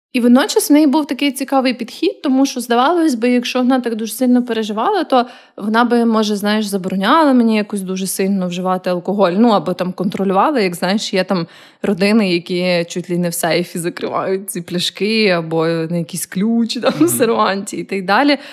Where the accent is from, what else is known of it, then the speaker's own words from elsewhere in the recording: Kyiv, Ukraine; moved away as an adult; also born or lived in Lviv; я виросла в Києві